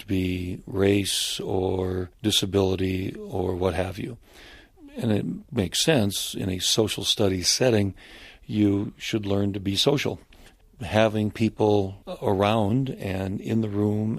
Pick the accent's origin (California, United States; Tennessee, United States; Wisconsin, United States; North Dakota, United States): North Dakota, United States; my home state of North Dakota